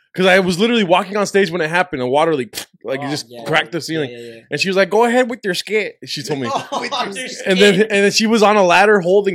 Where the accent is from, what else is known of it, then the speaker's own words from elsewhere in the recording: Colton, California, United States; also born or lived in Rancho Cucamonga, California; I grew up in Colton and then moved to Rancho.